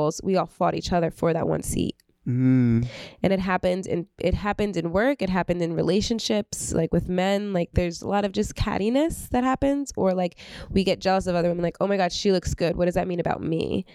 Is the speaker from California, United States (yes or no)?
no; Belleville, New Jersey, United States; I grew up in Belleville